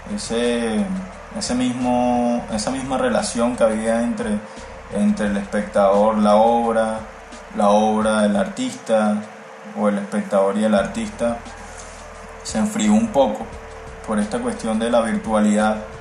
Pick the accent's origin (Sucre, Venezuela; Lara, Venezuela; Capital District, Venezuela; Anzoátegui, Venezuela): Capital District, Venezuela; Caracas; now in Malambo, Colombia; soy artista plástico y visual originario de Caracas, Venezuela, y actualmente resido o vivo en la ciudad de Barranquilla, en el Caribe colombiano